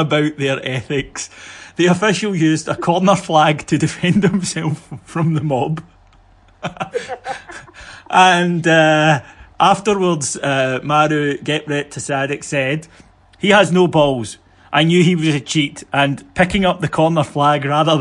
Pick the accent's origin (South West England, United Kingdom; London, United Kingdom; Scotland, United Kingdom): Scotland, United Kingdom; Kilwinning; you can come and see us in Kilwinning, my hometown